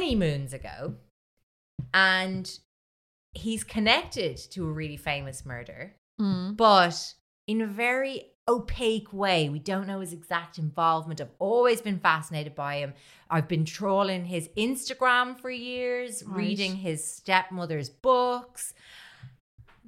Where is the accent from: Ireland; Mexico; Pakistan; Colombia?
Ireland; As an Irish person.